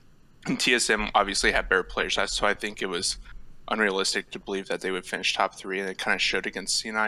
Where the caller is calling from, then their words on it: Springfield, Illinois, United States; Springfield, Illinois.